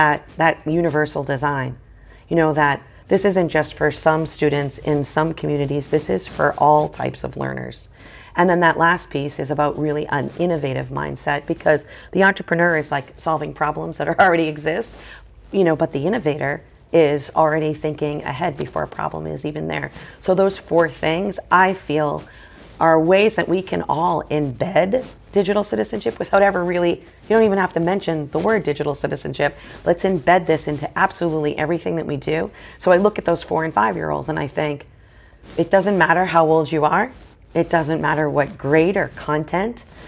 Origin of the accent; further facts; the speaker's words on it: Boston, Massachusetts, United States; I'm from Boston, so I love the Red Sox